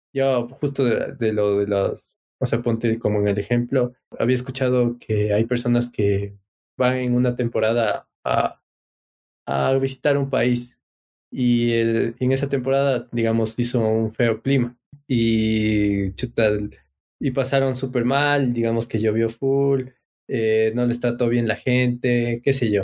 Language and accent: Spanish; Ecuador; soy de Ecuador, mire mi cédula